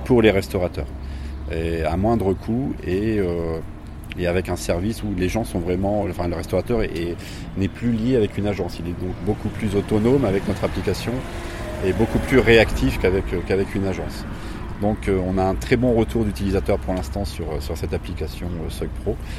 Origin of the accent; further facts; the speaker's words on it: Poitiers, Nouvelle-Aquitaine, France; on est de Poitiers